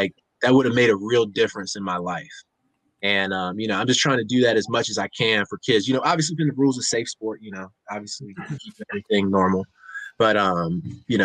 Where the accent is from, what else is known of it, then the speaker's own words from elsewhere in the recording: Baltimore, Maryland, United States; I grew up in Baltimore, Maryland